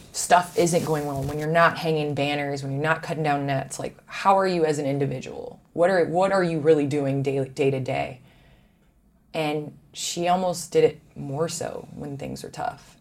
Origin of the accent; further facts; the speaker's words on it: Chicago, Illinois, United States; I am a Chicagoan. So obviously, I grew up watching the Bulls.